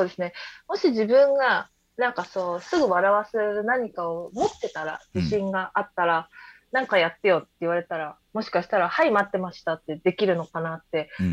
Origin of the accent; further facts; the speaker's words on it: Tokyo, Japan; 東京育ちなんですけど